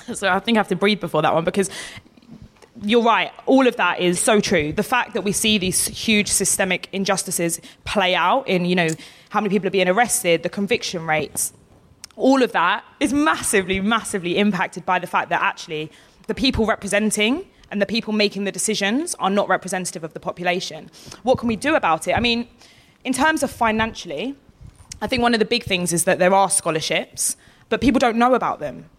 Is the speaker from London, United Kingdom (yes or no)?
no; Essex, East of England, United Kingdom; I'm from Essex.